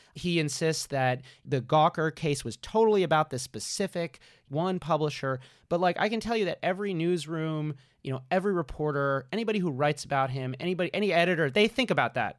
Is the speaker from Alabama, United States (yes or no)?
no; New York City, New York, United States; as a New Yorker